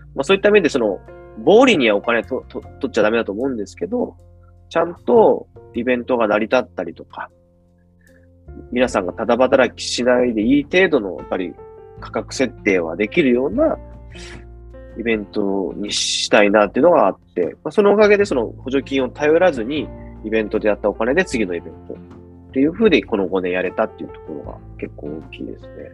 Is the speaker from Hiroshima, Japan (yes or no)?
no; Ureshino, Saga, Japan; moved away; 僕もですねやっぱ嬉野で生まれ育ってたんで